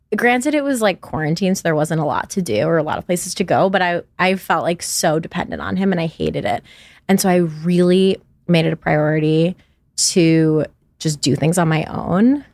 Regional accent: New York, United States; now in Los Angeles, United States; I'm from New York originally, and I live in Los Angeles.

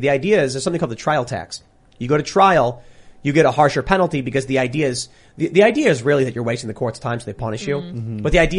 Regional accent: Chicago, Illinois, United States; moved away; growing up in Chicago

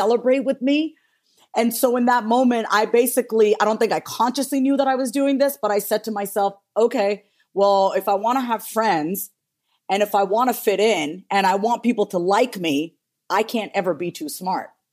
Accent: New York, United States; we were born and raised in New York

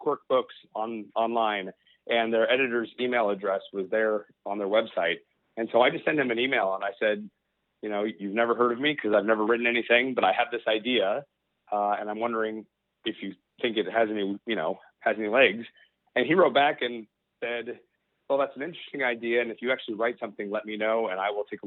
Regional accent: Portland, Oregon, United States; I'm from Portland.

